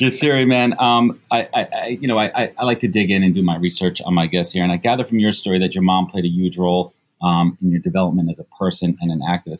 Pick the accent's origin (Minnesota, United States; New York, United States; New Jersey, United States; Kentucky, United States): New York, United States; New York City; I grew up in Brooklyn